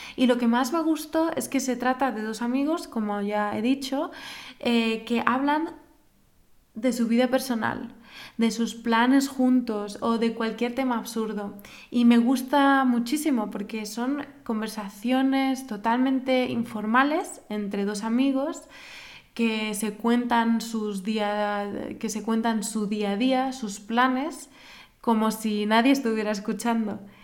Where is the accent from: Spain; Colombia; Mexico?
Spain; moved away as an adult; now in Germany; soy una universitaria española que estudia en Alemania desde hace relativamente poco tiempo